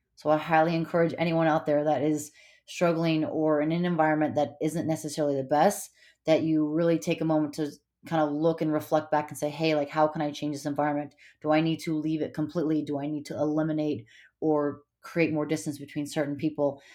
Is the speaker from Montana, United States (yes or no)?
yes; Montana, United States; moved away; also born or lived in California / Hawaii / Bay Area, California; I, uh, was born in California, but I grew up in Montana.